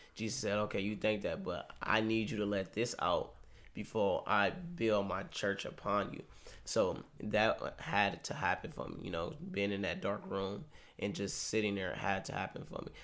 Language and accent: English; Cleveland, Ohio, United States; I'm from Cleveland, Ohio.